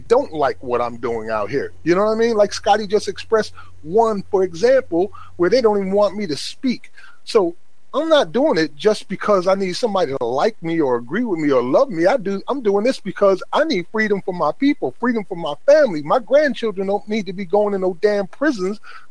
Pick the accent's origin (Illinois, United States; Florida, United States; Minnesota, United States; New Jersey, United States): New Jersey, United States; Paterson; I was raised in Paterson, New Jersey, in a black neighborhood by black family